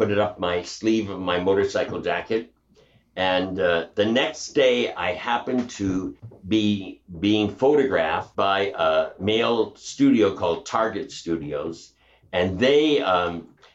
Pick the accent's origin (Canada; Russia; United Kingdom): Canada; Western Canada; moved away as an adult; also born or lived in New York City; I grew up in the Wild West of Canada